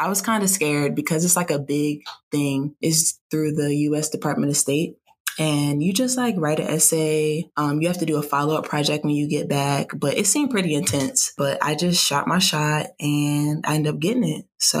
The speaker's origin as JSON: {"language": "English", "region": "New Jersey", "country": "United States", "said": "I'm from New Jersey."}